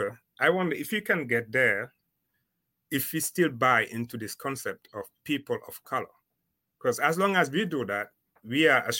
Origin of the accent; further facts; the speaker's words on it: Dakar, Senegal; I'm from Dakar, born and raised.